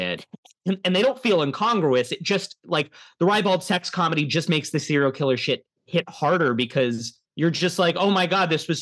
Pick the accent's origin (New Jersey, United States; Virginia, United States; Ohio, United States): Ohio, United States; moved away; we are from Ohio